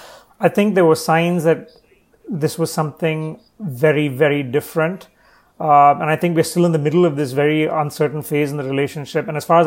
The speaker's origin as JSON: {"language": "English", "town": "Chennai", "region": "Tamil Nadu", "country": "India", "tie": "born or raised there", "said": "So I'm currently actually in Chennai in the south, which is my hometown."}